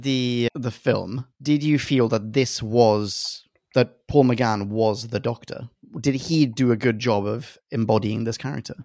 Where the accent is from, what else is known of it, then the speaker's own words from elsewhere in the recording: Sweden; I'm from Sweden